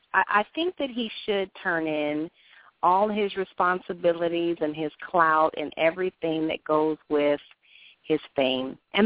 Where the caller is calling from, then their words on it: Durham, North Carolina, United States; I am from Durham, North Carolina.